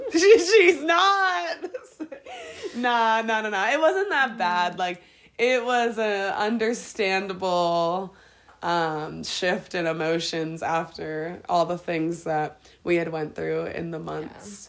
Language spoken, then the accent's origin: English; Harrisburg, Pennsylvania, United States; moved away as an adult; now in Colorado, United States; I'm from Harrisburg, Pennsylvania, and uh, yeah, we're we're living in Colorado right now